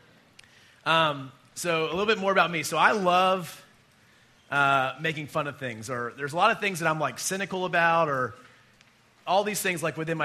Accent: United States; we as American Christians

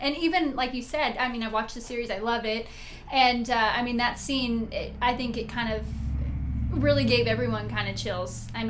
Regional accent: Vacaville, California, United States; coming from a small town like Vacaville where, I mean, we're a great town

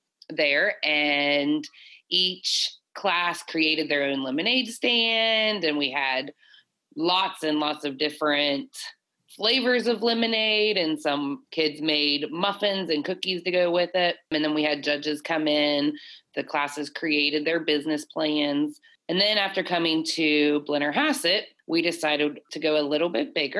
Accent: Calhoun County, West Virginia, United States; moved away as an adult; also born or lived in Illinois; my first principal's position being in my hometown

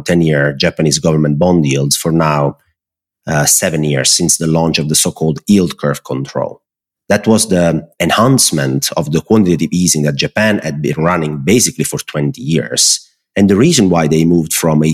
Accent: close to the Amalfi Coast, Naples, Campania, Italy; moved away as an adult; also born or lived in Netherlands; I live basically 70% of my time in the south of Italy, where I'm from

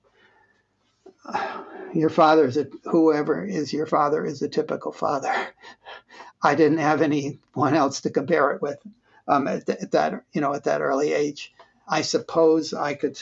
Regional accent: United States; they wanted us to grow up as an American family and adapt quickly and easily

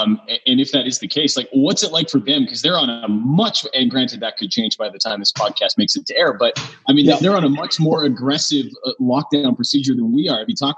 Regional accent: Rocky Mountain House, Alberta, Canada; I went to high school with a guy in Rocky Mountain House who I believe is still selling them there.

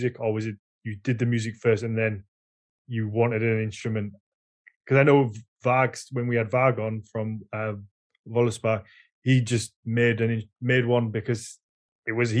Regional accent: Yorkshire and the Humber, United Kingdom; accent: Yorkshire; My Yorkshire accent would just come out within seconds

